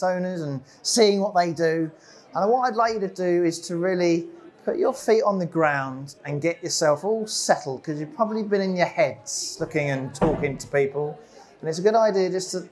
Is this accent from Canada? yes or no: no; Epsom, South East England, United Kingdom; also born or lived in Plymouth; I was born in Epsom Hospital, just down the road. I went to a local school called Glynn.